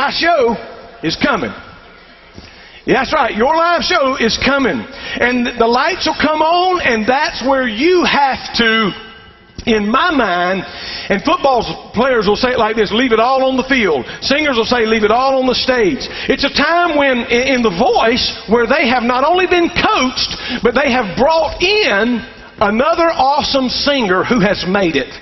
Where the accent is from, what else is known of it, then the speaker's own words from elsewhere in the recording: Columbus, Georgia, United States; I was raised in Columbus, Georgia